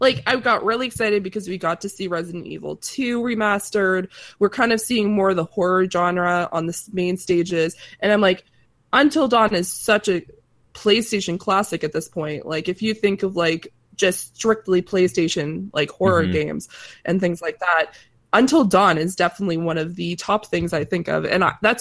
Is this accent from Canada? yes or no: yes; Atlantic Canada, Canada; accent: East Coast